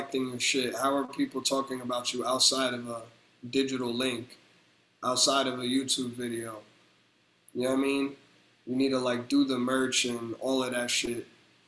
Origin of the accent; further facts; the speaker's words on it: New Jersey, United States; I'm from Jersey